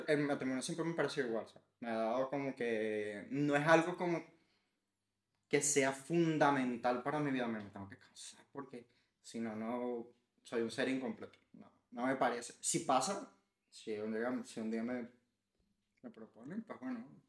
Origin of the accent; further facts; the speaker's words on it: Venezuela; que somos los venezolanos